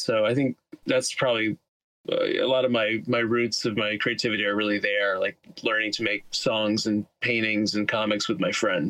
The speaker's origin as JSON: {"language": "English", "town": "Teaneck", "region": "New Jersey", "country": "United States", "moved": "yes", "lives_now": "Queens, New York, United States", "said": "I live in Queens, New York, and I'm from New Jersey."}